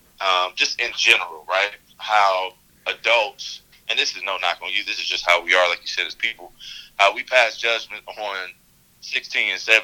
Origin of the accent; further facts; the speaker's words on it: Cleveland, Ohio, United States; also born or lived in South Euclid, Ohio; we grew up in South Euclid eventually, but we from inner city Cleveland, come from nothing